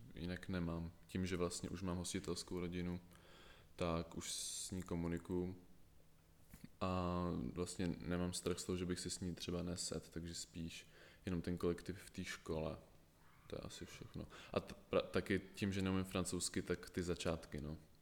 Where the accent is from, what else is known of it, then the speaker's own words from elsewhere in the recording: Prague, Czechia; jsem z Prahy